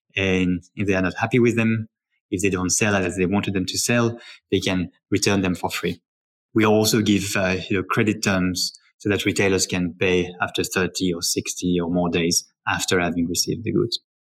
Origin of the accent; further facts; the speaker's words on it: Paris, Île-de-France, France; as a child, I grew up in Paris with my three sisters.